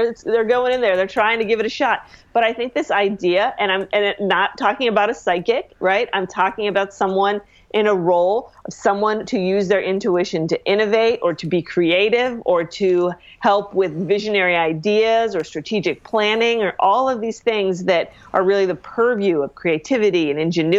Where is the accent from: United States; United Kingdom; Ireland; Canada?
Ireland; Well, I am Irish, so